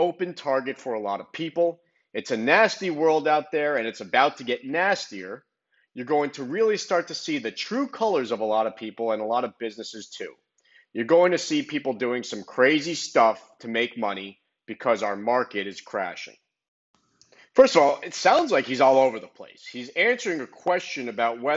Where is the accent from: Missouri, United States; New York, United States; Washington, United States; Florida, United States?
Florida, United States; Miami; born or raised there